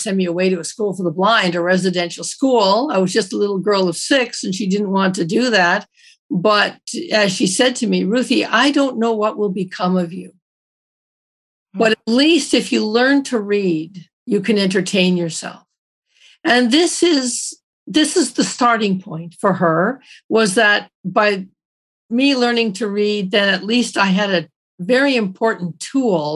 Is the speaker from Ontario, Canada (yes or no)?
yes; Toronto, Ontario, Canada; I grew up in Toronto, but I grew up in a very Newfoundland family.